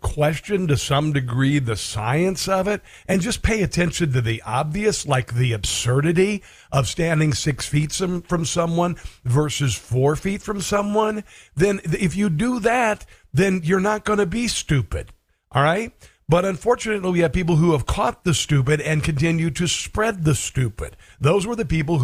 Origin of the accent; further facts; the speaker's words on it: Iowa, United States; Iowa, my home state